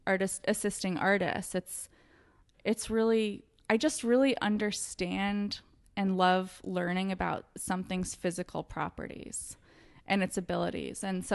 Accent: Orange County, Southern California, United States; Orange County.

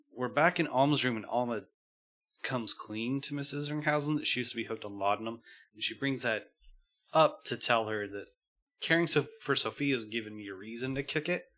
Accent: Northern California, United States; I'm from Northern California

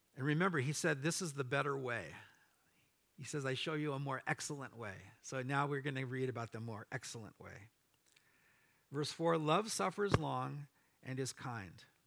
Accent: Orange County, California, United States; moved away; my wife and I grew up in Orange County

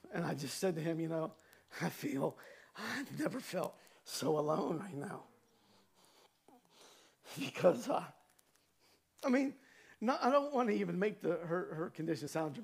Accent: Cambridge, Ohio, United States; moved away; my hometown in Cambridge, Ohio

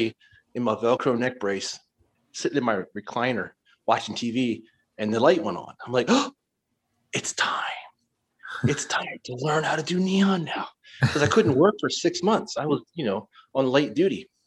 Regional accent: Maryland, United States; now in Whidbey Island, United States; I grew up in Maryland

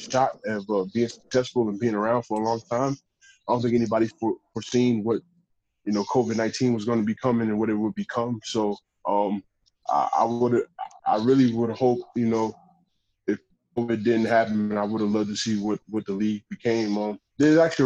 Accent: New York, United States; moved away as an adult; also born or lived in Calgary; now in Phoenix, United States; I'm from New York

